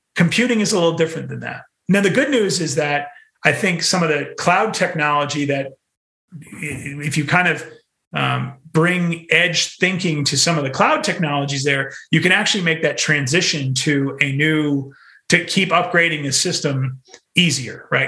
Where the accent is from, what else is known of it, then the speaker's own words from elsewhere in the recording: New England, United States; moved away; also born or lived in New York City; I'm from New England